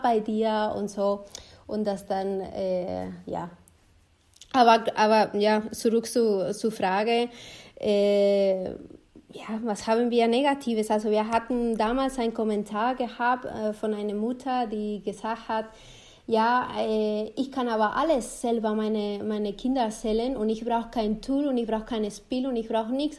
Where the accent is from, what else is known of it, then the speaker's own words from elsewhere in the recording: Spain; German is a second language; now in Germany; ich komme zum Beispiel aus Spanien